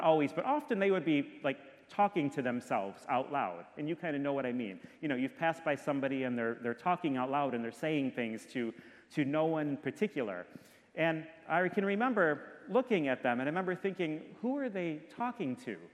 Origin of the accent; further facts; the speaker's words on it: Detroit, Michigan, United States; now in Orlando, United States; I grew up in Michigan, I grew up in Detroit